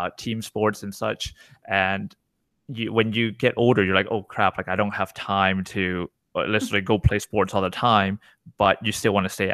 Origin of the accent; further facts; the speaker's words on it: Canada; I'm Canadian, right? I was born here